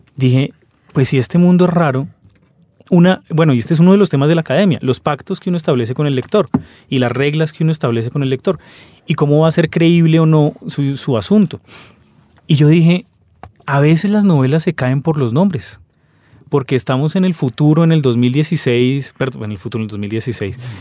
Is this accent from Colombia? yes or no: yes; Colombia; somos colombianos